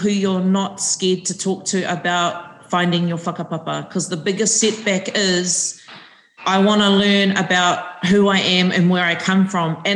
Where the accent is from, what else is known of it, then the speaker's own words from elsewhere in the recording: New Zealand; He Māori ahau i tēnei aohuri huri.